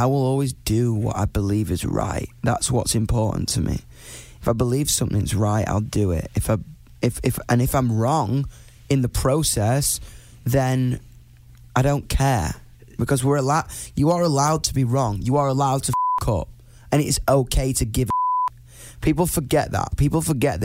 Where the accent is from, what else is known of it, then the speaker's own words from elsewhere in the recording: United Kingdom; me being a British person